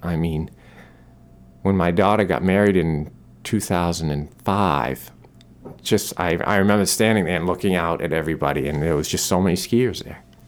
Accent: Maine, United States; I'm born and raised in Maine

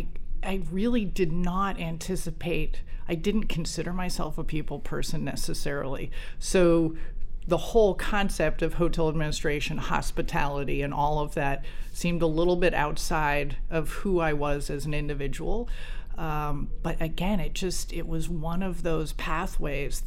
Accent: New Jersey, United States; I grew up in New Jersey

